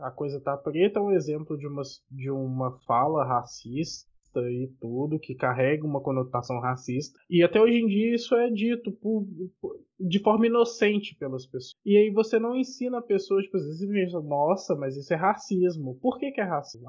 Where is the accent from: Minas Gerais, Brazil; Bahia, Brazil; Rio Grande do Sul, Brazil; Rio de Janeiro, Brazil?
Minas Gerais, Brazil; Eu sou mineiro, eu sei de casos, eu sei de histórias que só circulam dentro de Minas Gerais